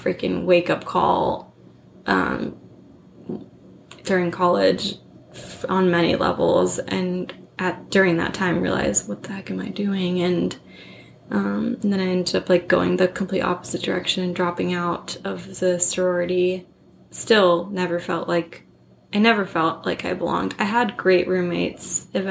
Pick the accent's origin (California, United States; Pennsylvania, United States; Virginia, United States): California, United States; also born or lived in Hawaii / San Francisco / Los Angeles; I moved to California from Hawaii in second grade